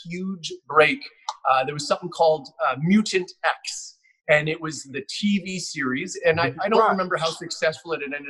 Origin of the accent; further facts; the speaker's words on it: Richmond, British Columbia, Canada; I'm a Richmond boy out here on the West Coast in Canada.